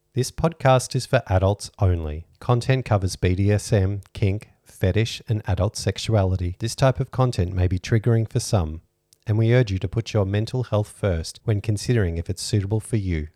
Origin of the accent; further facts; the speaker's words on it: Australia; We're Australian